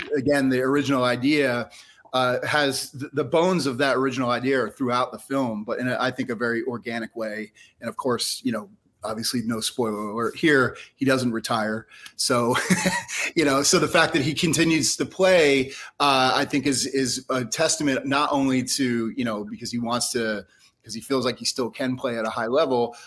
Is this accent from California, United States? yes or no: no; New Jersey, United States; moved away as an adult; now in Philadelphia, United States; I grew up in North Jersey, but I moved here in '93, so I've been here for 30 so, years.